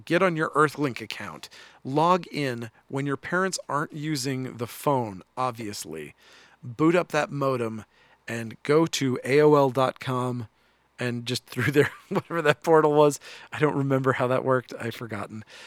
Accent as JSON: {"language": "English", "country": "United States", "said": "I, as an American"}